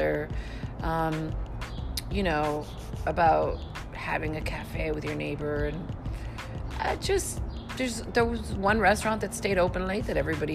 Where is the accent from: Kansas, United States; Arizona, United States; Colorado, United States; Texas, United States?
Texas, United States; Laredo; moved away; I'm from Laredo.